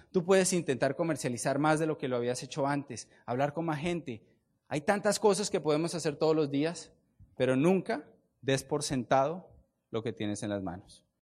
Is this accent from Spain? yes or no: no; Colombia; Yo vengo de Colombia